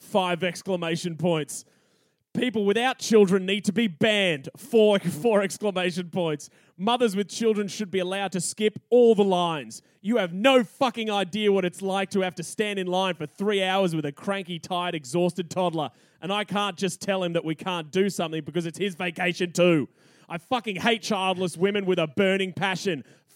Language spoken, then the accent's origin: English; California, United States; I grew up in California and my family took us here at least once a year.